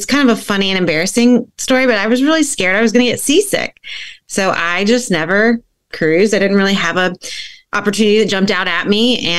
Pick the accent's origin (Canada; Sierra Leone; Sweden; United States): United States; Alabama; moved away as an adult; now in Long Island, United States; I am originally from Alabama, where Classic Travel Connection is located, but I have now been on Long Island in New York for the past 4.5 years almost.